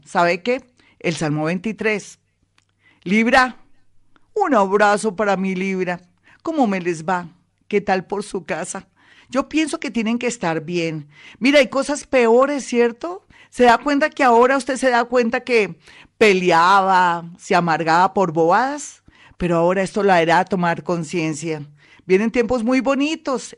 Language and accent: Spanish; Colombia; nosotros los colombianos